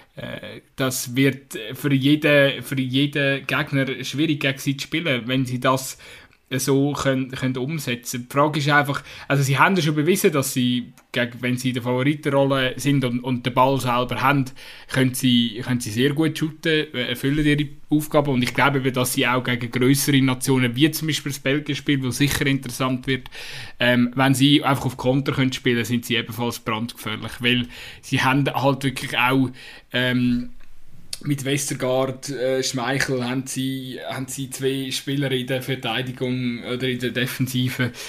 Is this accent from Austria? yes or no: no; Switzerland; als Schweizer